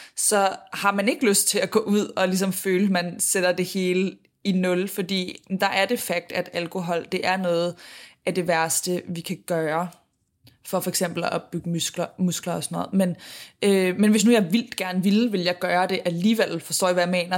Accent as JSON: {"language": "Danish", "country": "Denmark", "moved": "yes", "said": "jeg var hjemme i Danmark"}